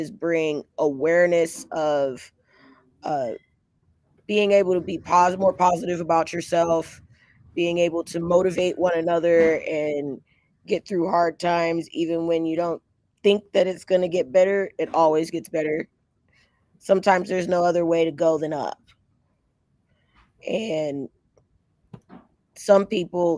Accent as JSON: {"language": "English", "town": "Los Angeles", "region": "California", "country": "United States", "said": "I'm originally from Los Angeles, California."}